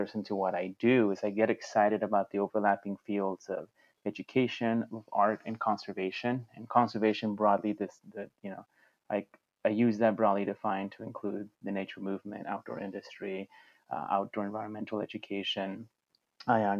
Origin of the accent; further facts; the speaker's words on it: Mexico; now in United States; I had the benefit of being born and growing up in Mexico